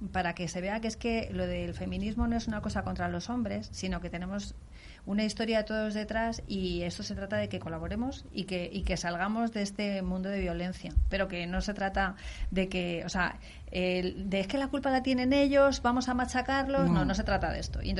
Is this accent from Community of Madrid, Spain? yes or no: yes; Daganzo, Community of Madrid, Spain; O sea, lo tengo en alguna de mi pueblo, en alguna de Camarma, pero no.